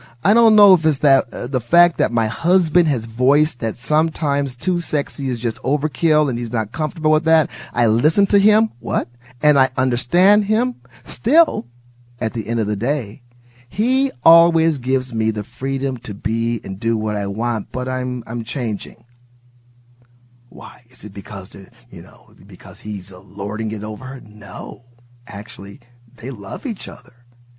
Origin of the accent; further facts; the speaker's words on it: Wisconsin, United States; I'm originally from Wisconsin. Don't hold that against me. Great state. I wouldn't be talking about great state. And I was born and raised there, and I was a Packer fan against my father's will. He moved from Mississippi up to Wisconsin